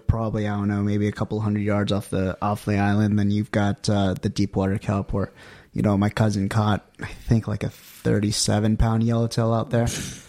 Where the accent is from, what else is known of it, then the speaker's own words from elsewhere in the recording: San Diego, California, United States; I grew up in San Diego, spent my summers up there.